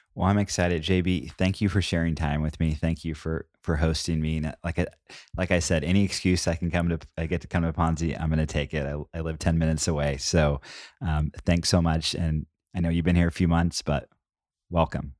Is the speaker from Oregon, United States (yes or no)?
yes; Southern Oregon, United States; I grew up in Southern Oregon